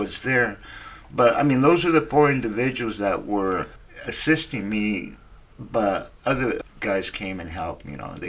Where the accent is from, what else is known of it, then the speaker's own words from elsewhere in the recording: Wilmington, California, United States; from Wilmington. You know, I went to high school and junior high there.